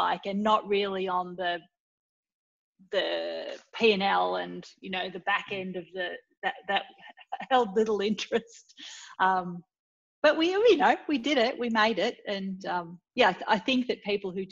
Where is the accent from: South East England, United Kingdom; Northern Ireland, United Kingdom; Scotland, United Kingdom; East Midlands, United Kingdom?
Scotland, United Kingdom; My background is I was born in Scotland